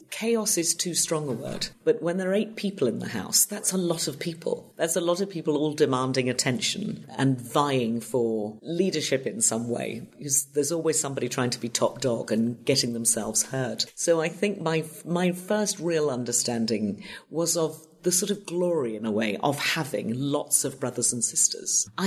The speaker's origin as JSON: {"language": "English", "town": "Lancaster", "region": "North West England", "country": "United Kingdom", "tie": "born or raised there", "moved": "as an adult", "lives_now": "Los Angeles, United States", "said": "I was born in Lancaster, in Lancashire, in the northwest of Great Britain. Beautiful part of the world. I'm the fifth of six children, and uh, my parents were both in public service."}